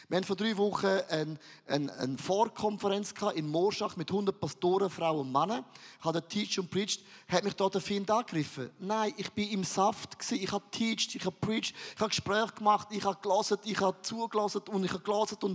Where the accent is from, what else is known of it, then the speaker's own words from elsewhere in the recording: Valais, Switzerland; Aber ich bin ein Walliser.